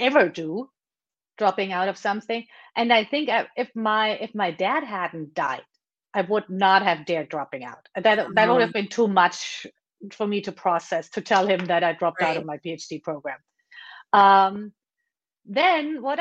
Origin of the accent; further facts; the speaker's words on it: Germany; moved away as an adult; now in United States; I was born and raised in Germany